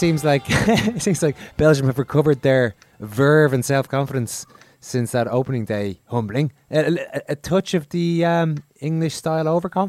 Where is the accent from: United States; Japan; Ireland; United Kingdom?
Ireland; as Irish supporters